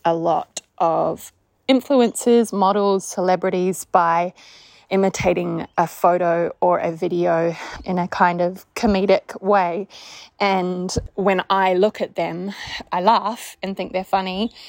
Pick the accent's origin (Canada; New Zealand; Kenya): New Zealand; accent: Australian; now in Australia; I live in Australia. I sound like an Australian, but I'm actually a New Zealander.